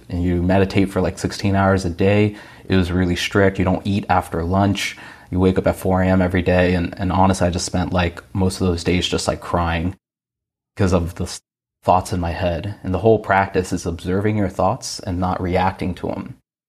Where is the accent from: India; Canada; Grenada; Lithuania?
India; born there; I'm an Indian guy. I was born in India. I'm first generation.